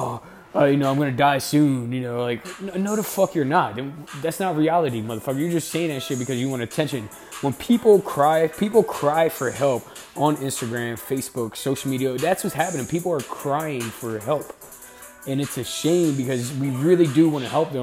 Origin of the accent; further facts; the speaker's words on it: Camden, New Jersey, United States; I grew up in Camden, New Jersey